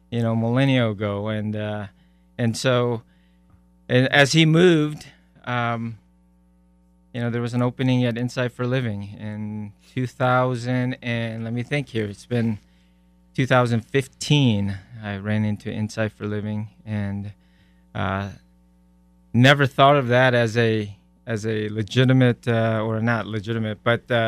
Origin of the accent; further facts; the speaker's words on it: South Korea; born there; I was born in South Korea, so this is a second culture.